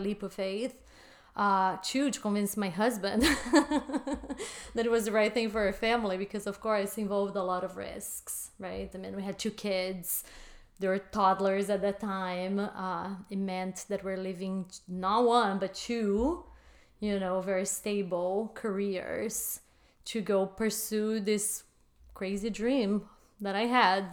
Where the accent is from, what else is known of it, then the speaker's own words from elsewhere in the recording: Brazil; moved away as an adult; now in United States; I was born and raised in Brazil